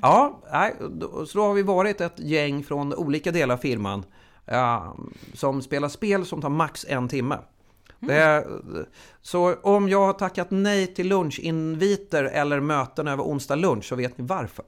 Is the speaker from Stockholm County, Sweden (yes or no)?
yes; Huddinge, Stockholm County, Sweden; Jag är uppvuxen i Huddinge